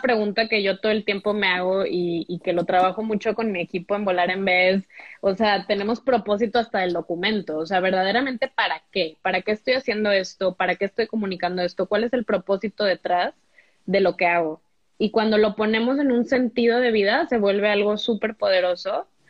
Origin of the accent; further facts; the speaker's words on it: Monterrey, Nuevo León, Mexico; also born or lived in Mexico City / Oaxaca; nací en Monterrey